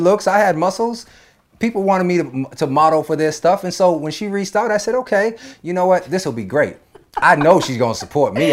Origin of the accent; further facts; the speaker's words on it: East Coast, United States; now in Los Angeles, United States; with me growing up on the East Coast, I wasn't in this L A lifestyle